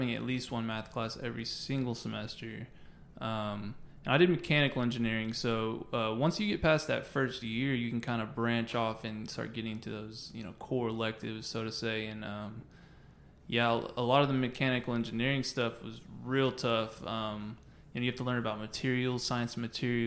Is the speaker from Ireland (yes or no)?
no; Dallas, Texas, United States; now in Arlington, United States; I'm from Dallas